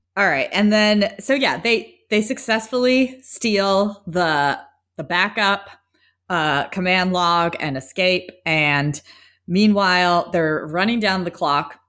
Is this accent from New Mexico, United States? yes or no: yes; New Mexico, United States; we're from New Mexico